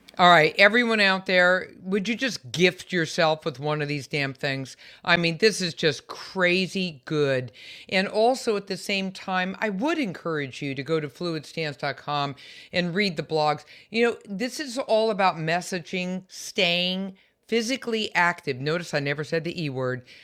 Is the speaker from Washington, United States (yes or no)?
no; San Francisco Bay Area, California, United States; I'm also a Californian, born and raised in the San Francisco Bay Area